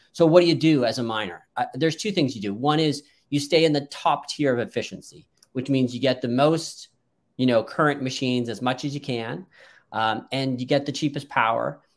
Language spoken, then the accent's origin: English; Canada; I'm actually Canadian